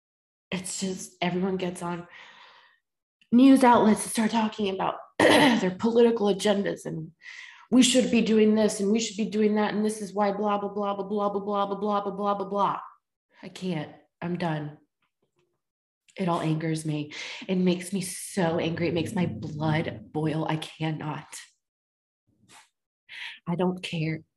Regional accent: the South, United States; Born and raised in the South, where it's fucking Bible Belt

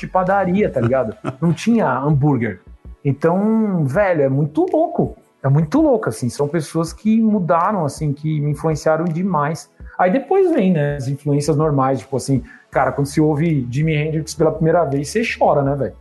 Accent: ABC region, São Paulo, Brazil; pro lugar que eu nasci

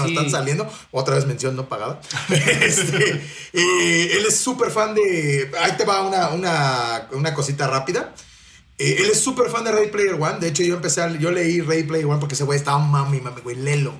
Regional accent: Mexico City, Mexico; yo soy de la Ciudad de México

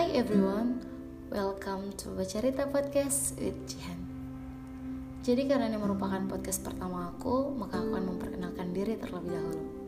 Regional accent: Namlea, Maluku, Indonesia; aku berasal dari Kota Namlea, Kabupaten Buru, Provinsi Maluku

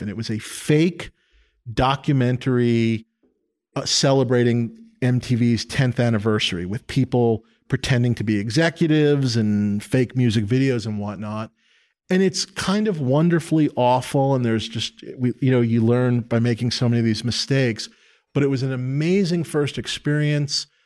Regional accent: New York City, New York, United States; born or raised there

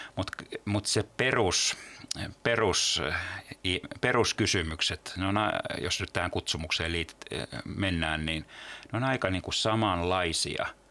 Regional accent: Turku, Southwest Finland, Finland; mä oon Turusta kotoisin

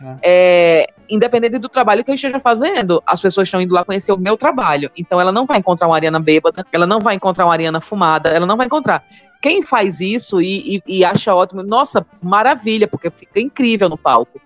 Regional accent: Maceió, Alagoas, Brazil; accent: nordestino; now in São Paulo, Brazil; sou de Maceió

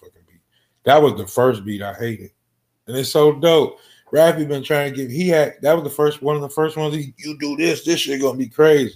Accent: Detroit, Michigan, United States; I'm coming from Detroit.

